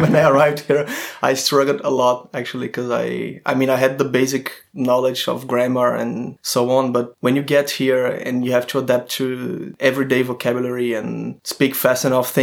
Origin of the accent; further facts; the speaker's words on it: Fortaleza, Ceará, Brazil; English is a second language; moved away as an adult; also born or lived in Florianópolis, Brazil / Nantes, France; now in France; I'm from a city called Fortaleza. It's in the northeast of Brazil